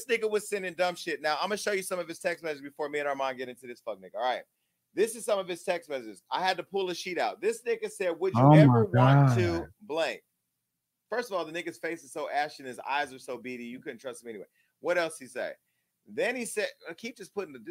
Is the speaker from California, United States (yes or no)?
yes; Stockton, California, United States; I'm from Stockton